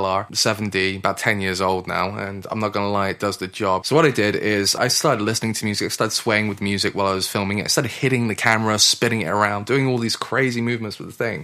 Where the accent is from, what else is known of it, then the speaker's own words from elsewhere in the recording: Gloucester, South West England, United Kingdom; moved away as an adult; also born or lived in Stroud / Oslo; I grew up in Gloucester and I actually went to school here in Stroud, just down the road.